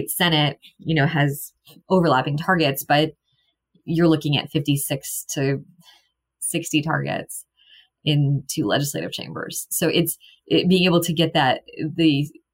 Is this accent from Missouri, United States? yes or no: yes; Missouri, United States; I grew up in Missouri